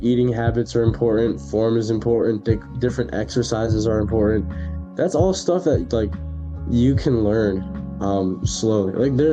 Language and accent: English; New York, United States; moved away as an adult; now in Connecticut, United States; I'm from New York, so I kind of hate on a lot of the Connecticut kids here